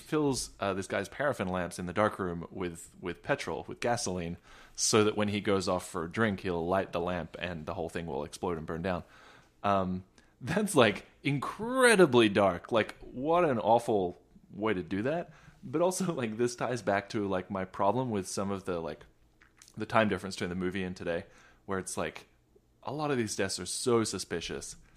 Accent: Australia; now in United States; I'm not American, despite appearances, uh, uh, I grew up in Australia

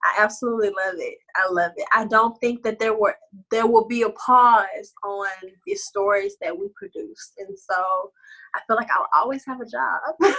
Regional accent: Beaumont, Texas, United States; moved away; who I am or my hometown or my family

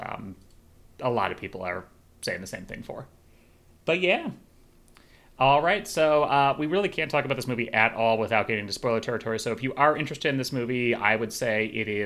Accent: Chicago, Illinois, United States; moved away; When I went back to Chicago, my hometown

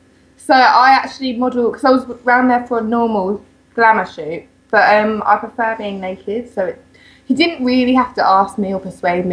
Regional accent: England, United Kingdom; I am from England.

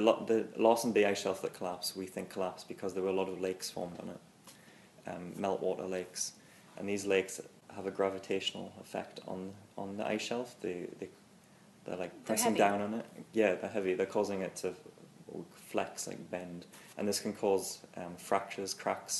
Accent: Newcastle upon Tyne, North East England, United Kingdom; moved away; also born or lived in Chicago, Illinois; I'm from Newcastle in England.

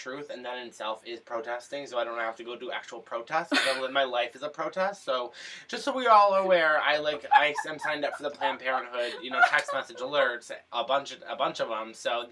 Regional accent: Massachusetts, United States; I'm from Massachusetts

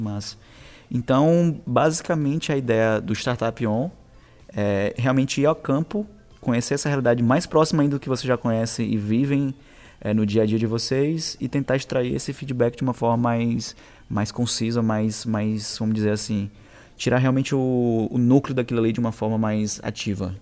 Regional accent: Caxias, Maranhão, Brazil; eu sou de Caxias

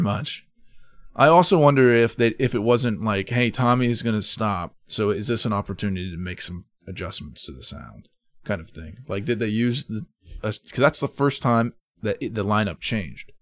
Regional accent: Madison, United States; my hometown of Madison when I was in high school

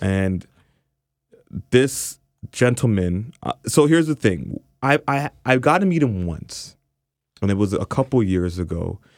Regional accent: Canada; obviously an Afro-Canadian, Jamaican

